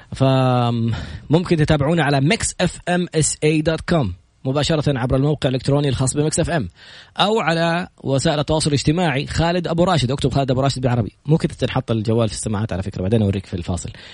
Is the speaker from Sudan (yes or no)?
no; Saudi Arabia; كلنا كسعوديين